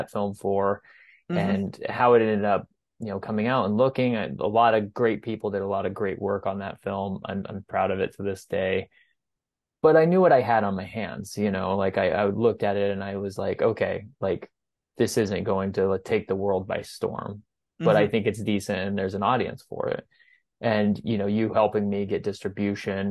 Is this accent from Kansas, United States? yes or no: yes; Goodland, Kansas, United States; my hometown theater in Goodland